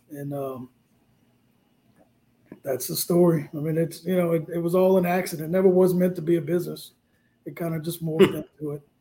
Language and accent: English; New Orleans, Louisiana, United States; now in Lafayette, United States; I'm from New Orleans, but I live in Cajun land. I live in Lafayette, yeah.